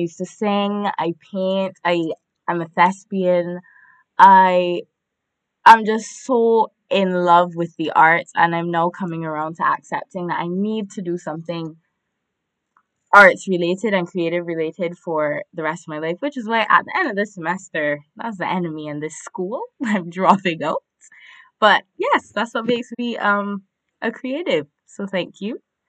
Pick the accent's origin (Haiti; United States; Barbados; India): Barbados; I am from Barbados, so that's why I don't sound as nice and lovely and smooth as our other hosts.